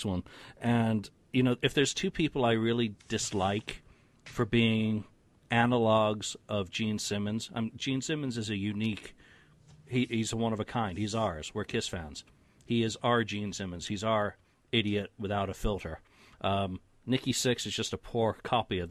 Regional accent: United Kingdom; being British with a heavy dose of Scots and Irish in me

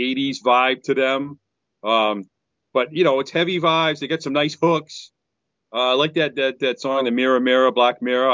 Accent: New England, United States; I'm from New England

